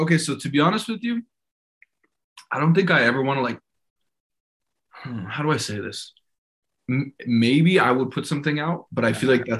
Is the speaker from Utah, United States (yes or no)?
yes; Utah, United States; also born or lived in Arizona / California; I'm from Utah. I mean, I guess, so born in Arizona, raised in Utah, moved to California, back in Utah.